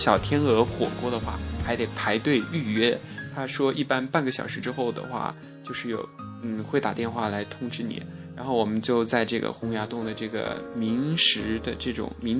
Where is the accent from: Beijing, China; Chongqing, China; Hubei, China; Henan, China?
Chongqing, China; 我作为一个重庆人，我真的是方向感不好